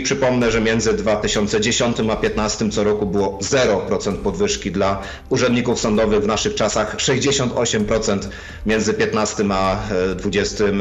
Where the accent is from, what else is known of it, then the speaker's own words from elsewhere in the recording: Silesian Voivodeship, Poland; u mnie na Śląsku dzieciątko przynosi prezenty pod choinkę